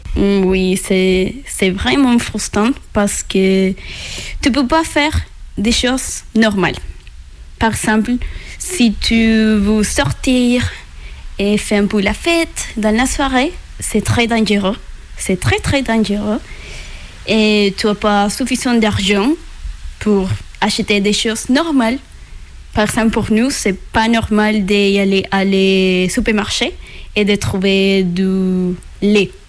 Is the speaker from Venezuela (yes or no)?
yes; Venezuela; French is a second language; moved away as an adult; also born or lived in Colombia; now in France; je viens de Venezuela et j'ai 24 ans.